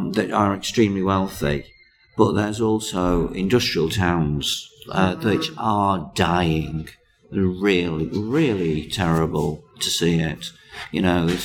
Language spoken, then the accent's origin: English; Cheshire, North West England, United Kingdom; I'm from Cheshire